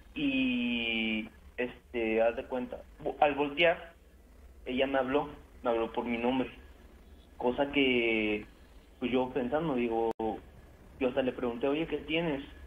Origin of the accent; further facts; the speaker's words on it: Córdoba, Veracruz, Mexico; yo soy de allá de Córdoba también